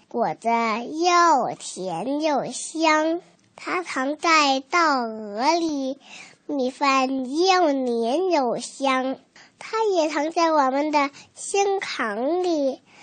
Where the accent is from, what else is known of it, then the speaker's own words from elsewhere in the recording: Yueyang, Hunan, China; 我马上就要过四岁生日了，我来自湖南沈岳阳县，我是机关幼儿园的小朋友，中一班